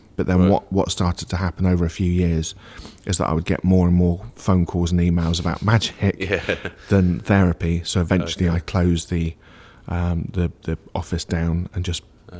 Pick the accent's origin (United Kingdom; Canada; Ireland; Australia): United Kingdom; Churchdown, South West England; But we kept being posted back to Gloucestershire, so I would consider Gloucestershire as home, really, even though we moved around quite a bit.